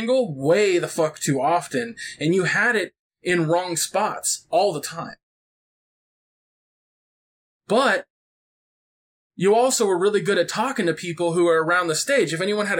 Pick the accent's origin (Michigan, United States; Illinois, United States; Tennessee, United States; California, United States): California, United States; I'm very Californian, so I talk a mile a minute